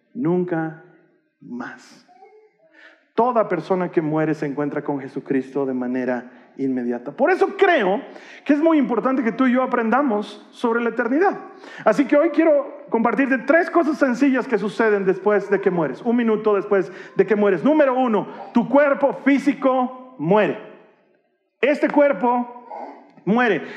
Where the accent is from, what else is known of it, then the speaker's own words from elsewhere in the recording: Bolivia; culturalmente, como bolivianos y como latinoamericanos